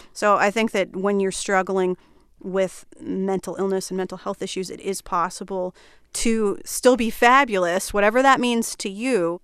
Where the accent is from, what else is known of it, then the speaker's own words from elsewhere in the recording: Flemington, New Jersey, United States; I grew up in a small town in New Jersey called Flemington